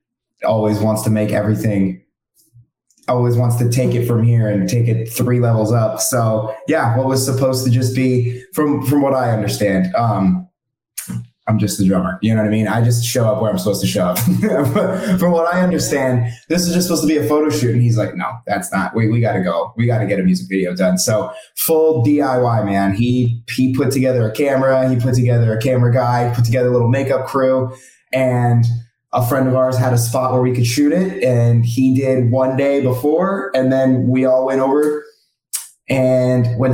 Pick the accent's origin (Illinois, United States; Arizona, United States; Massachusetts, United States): Arizona, United States; Phoenix; now in Los Angeles, United States; I'm actually from Phoenix, like you guys. And I moved out